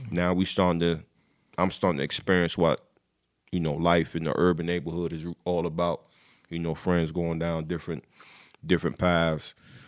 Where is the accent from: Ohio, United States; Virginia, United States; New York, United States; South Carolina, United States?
Virginia, United States; Newport News; also born or lived in Savannah, Georgia; Born in Savannah, Georgia, but hometown is Newport News, Virginia.